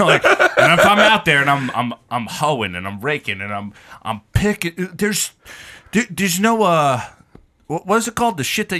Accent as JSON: {"language": "English", "region": "New York", "country": "United States", "said": "As a New Yorker"}